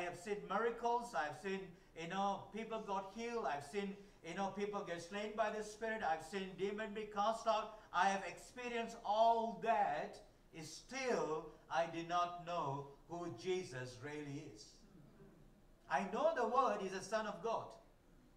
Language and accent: English; Malaysia; first language Tamil; English is a second language; moved away; I was born in Malaysia. My parents are Malaysian. They born there